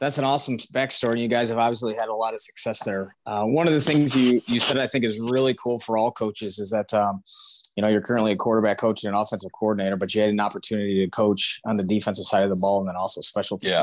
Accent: Clawson, Michigan, United States; I'm from Clawson

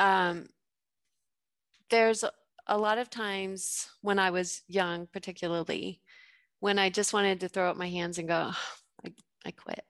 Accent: Gunnison, Colorado, United States; moved away as an adult; also born or lived in Waco, Texas; I grew up in Gunnison, Colorado

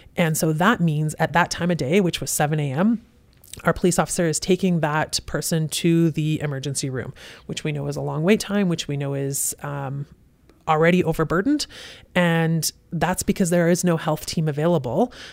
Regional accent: Kelowna, British Columbia, Canada; also born or lived in Vancouver / Sea to Sky; Born and raised in Kelowna. Kelowna General Hospital

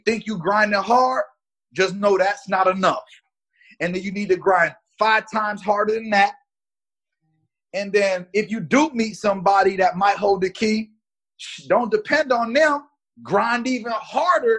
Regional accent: Miami, Florida, United States; also born or lived in Gary, Indiana; now in Atlanta, United States; I was born in Gary, originally from the Midwest, but we moved to Miami when I was 2 years old. So Dade County, North Miami Beach

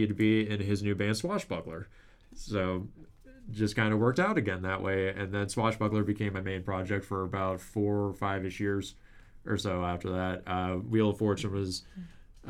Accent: Lakeville, Minnesota, United States; moved away as an adult; also born or lived in Mankato; now in Winona, United States; we're all from Lakeville

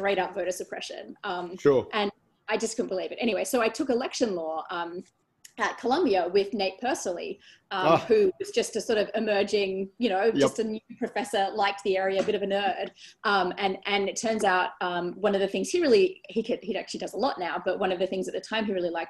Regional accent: Australia; moved away as an adult; also born or lived in Sydney, Australia / New York, United States; I wasn't the only Australian

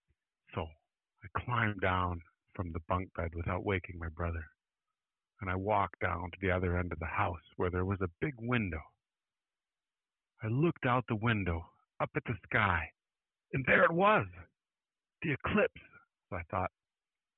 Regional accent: Mancelona, Michigan, United States; moved away; I would go up to my hometown in Mancelona

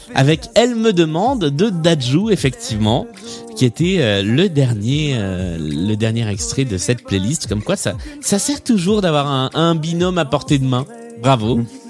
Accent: the South, southern France, France; je suis moi-même du Sud

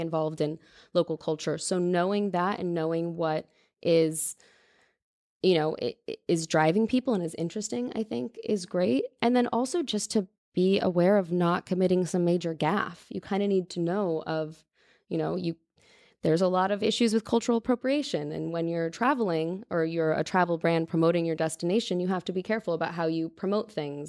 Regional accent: Mountain View, California, United States; also born or lived in Los Gatos / Campbell / Los Angeles; But I grew up in Northern California, moved all over.

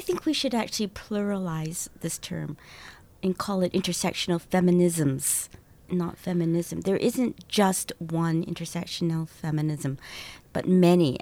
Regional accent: Canada; I'm Chinese Canadian

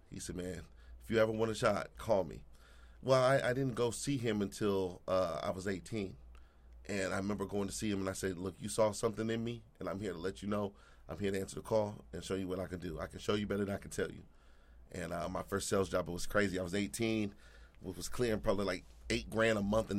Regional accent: Anchorage, Alaska, United States; moved away; I'm from Anchorage, Alaska, believe it or not.

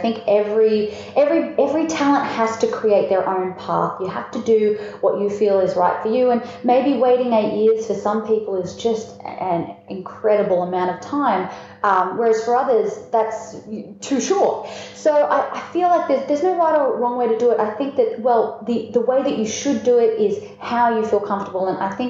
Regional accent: Melbourne, Victoria, Australia; I'm down here from Melbourne right now, which is where coffee is considered a religion.

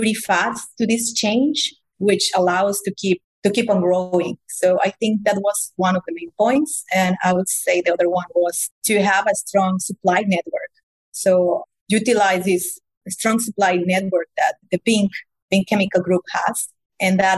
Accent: Mexico; moved away as an adult; also born or lived in Germany; originally, I know I'm from Mexico, but I spent the last 15 years in Germany

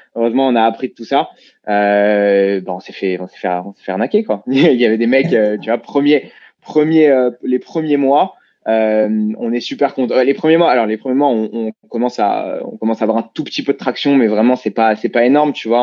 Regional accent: Paris region, Île-de-France, France; on a grandi bah, à Panama, en région parisienne, euh, euh, tous les deux

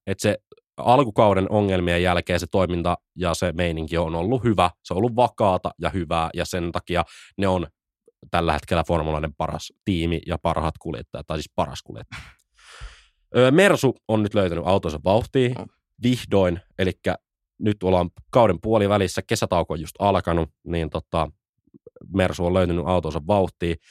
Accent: Jyväskylä, Central Finland, Finland; Jyväskylässä, Meitsin kotikulmilla.

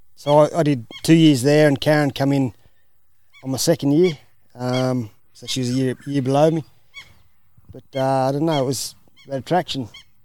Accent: Scone, New South Wales, Australia; I grew up in Scone, Hunter Valley, in town.

